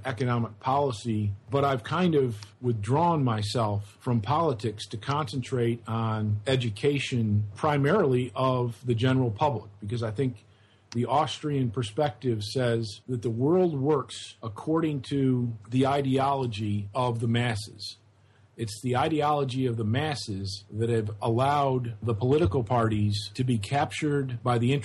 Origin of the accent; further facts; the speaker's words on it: Geneva, New York, United States; moved away as an adult; now in Auburn, United States; I was born in America. My relatives emigrated from Ireland after the famine in the 1880s. And so I'm, a fourth generation Irish American, and originally grew up in upstate New York in a town called Geneva, New York